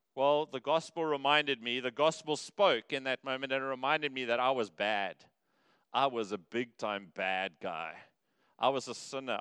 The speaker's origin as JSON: {"language": "English", "town": "Cape Town", "region": "Western Cape", "country": "South Africa", "tie": "born or raised there", "moved": "yes", "lives_now": "Durban, South Africa", "said": "I grew up in Cape Town"}